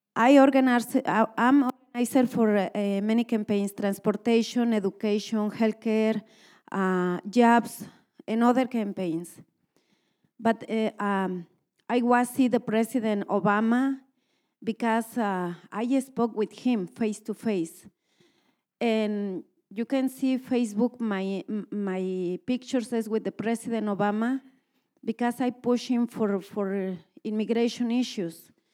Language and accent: English; Mexico; English is a second language; moved away as an adult; now in Minnesota, United States; I'm from Mexico, I'm born in Mexico, and I, I have my professional work in my country